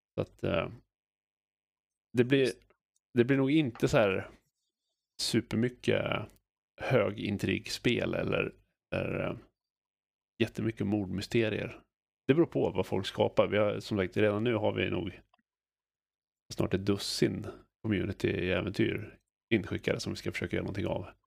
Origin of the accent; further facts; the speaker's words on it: Sweden; som svensk rollspelare